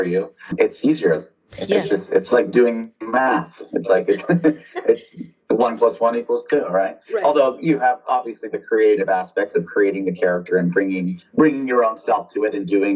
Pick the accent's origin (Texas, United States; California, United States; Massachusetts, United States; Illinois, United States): California, United States; Half Moon Bay; moved away as an adult; also born or lived in New York City; now in Chicago, United States; Where I grew up in Half Moon Bay, there were not a lot of people that looked like me.